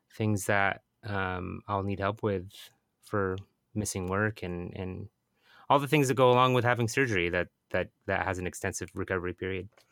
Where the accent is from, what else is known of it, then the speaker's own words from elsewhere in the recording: Bremerton, Washington, United States; moved away; my hometown of Bremerton